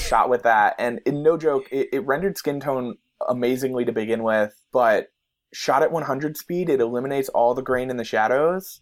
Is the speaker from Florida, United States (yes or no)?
no; New Jersey, United States; growing up in New Jersey